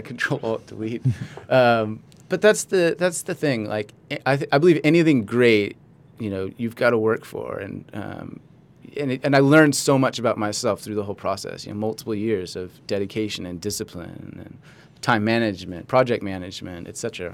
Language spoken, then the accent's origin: English; Los Angeles, California, United States; also born or lived in Santa Barbara / Australia; I was born in Los Angeles